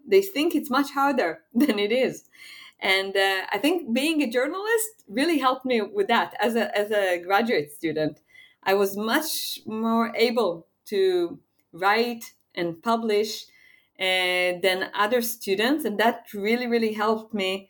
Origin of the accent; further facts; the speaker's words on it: Israel; I'm from Israel, and Israel is such a small place that everybody knows everyone